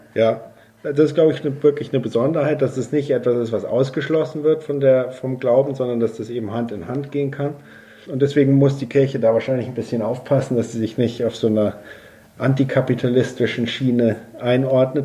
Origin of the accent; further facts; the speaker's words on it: Bavaria, Germany; ich komme ja aus Bayern